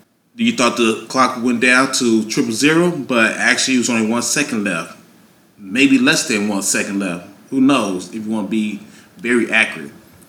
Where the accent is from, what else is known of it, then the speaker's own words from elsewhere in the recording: Chicago, Illinois, United States; my hometown Chicago Bears